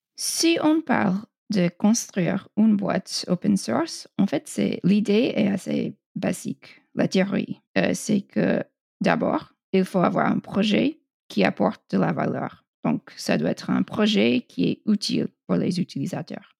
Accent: United States; French is a second language; je suis américaine

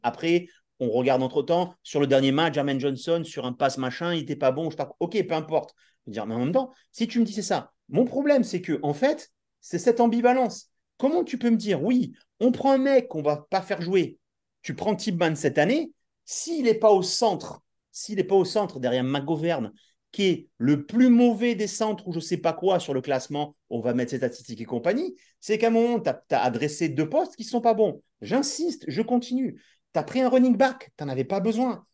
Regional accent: the South, southern France, France; on est du Sud

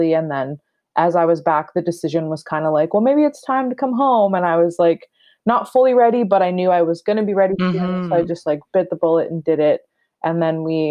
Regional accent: Rama First Nation, Ontario, Canada; moved away as an adult; also born or lived in Toronto; moved to Rama, which is my mom's reserve where I grew up and recently moved back here from Toronto

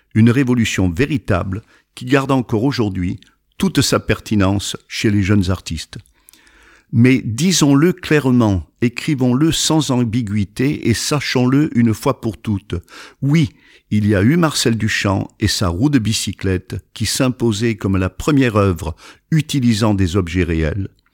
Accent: Provence-Alpes-Côte d'Azur, France; also born or lived in Le Muy; now in New York, United States; Je suis né dans les Alpes de Haute-Provence, dans un petit village qui n'est même pas un village

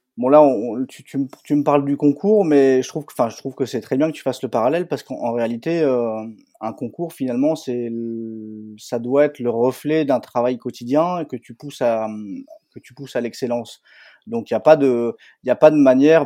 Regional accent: northern France, France; je suis originaire du nord de la France

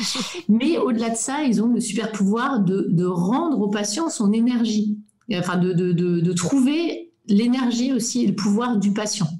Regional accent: Belgium; first language French; moved away as an adult; also born or lived in Japan / Singapore / Germany / Brussels; now in Dresden, Germany; moi je suis belge francophone

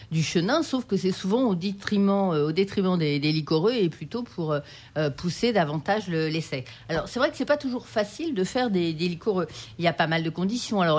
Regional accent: France; Donc les, vins liquoreux chez nous en France, c'est plutôt des vins blancs.

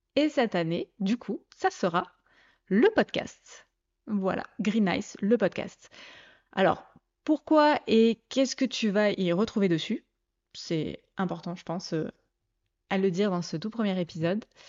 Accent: Provence-Alpes-Côte d'Azur, France; moved away as an adult; now in Mâcon, France; je suis originaire du sud-est de la France. J'ai bougé durant mes 38 premières années euh, entre la Côte d'Azur et la Provence.

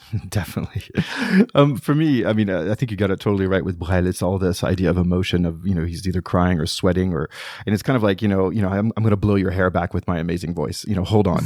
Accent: United States; moved away as an adult; now in France; as an American

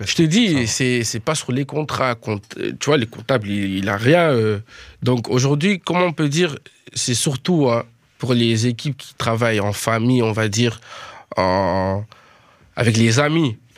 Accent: Netherlands; French is a second language; now in France; Je viens de Hollande jusqu'ici, les gars, pour faire la musique.

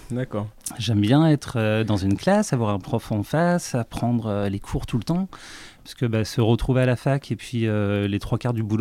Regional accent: Dieppe, Normandy, France; je suis rouennais, j'ai 39 ans, bientôt 40 en fin d'année. je suis originaire de Dieppe, euh, donc euh, dans le pays de Co, à côté de, Rouen

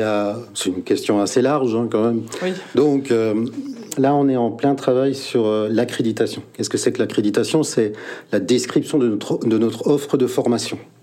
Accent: Mulhouse, Grand Est, France; je suis né à Mulhouse

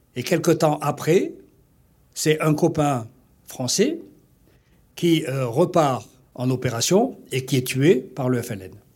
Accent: Guelma, Guelma Province, Algeria; moved away as an adult; now in France; Je suis né en 1940 en Algérie, issu d'une famille euh, maltaise. J'ai passé toute mon enfance en Algérie jusqu'à l'âge de 22 ans

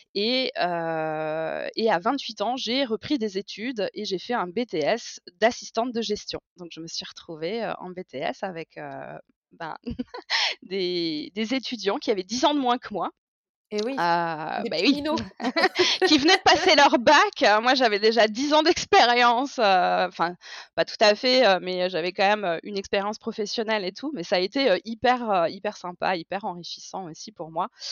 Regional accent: Strasbourg, Grand Est, France; J'ai 36 ans et je viens de Strasbourg

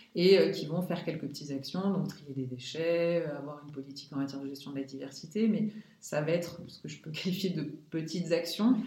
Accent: Lorraine, Grand Est, France; also born or lived in Paris; ma région d'origine, donc la Lorraine

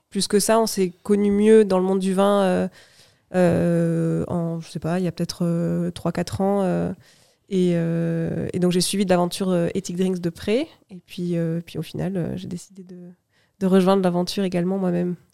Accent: Toulouse, Occitania, France; moved away as an adult; now in Bordeaux, France; J'ai grandi à Toulouse

